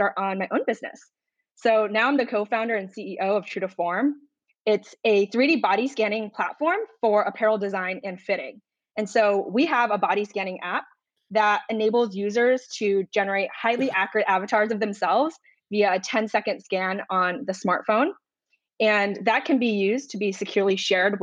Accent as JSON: {"language": "English", "region": "Rhode Island", "country": "United States", "tie": "born or raised there", "moved": "as an adult", "lives_now": "Chicago, United States", "said": "I grew up in Rhode Island"}